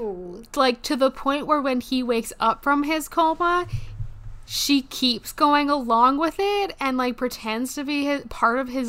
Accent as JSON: {"language": "English", "country": "Canada", "said": "We are Canadian"}